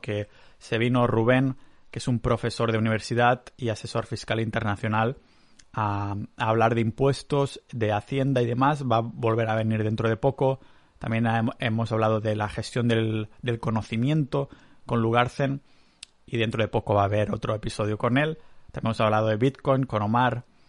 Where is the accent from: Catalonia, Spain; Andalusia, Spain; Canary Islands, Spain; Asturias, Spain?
Catalonia, Spain; moved away as an adult; also born or lived in Canada; now in Estonia; yo que soy muy catalán